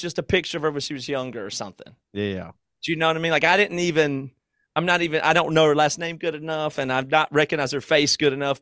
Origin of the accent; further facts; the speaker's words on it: Greer, South Carolina, United States; moved away; my hometown of Greer